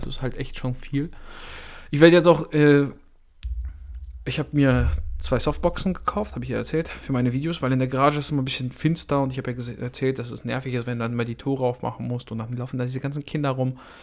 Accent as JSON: {"language": "German", "country": "Belarus", "moved": "yes", "lives_now": "Germany", "said": "bin ich ja ursprünglich aus Weißrussland"}